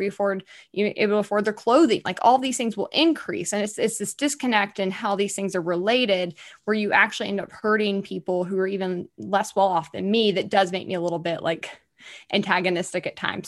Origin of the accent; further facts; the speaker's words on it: Alabama, United States; I'm a bit of a hothead from Alabama.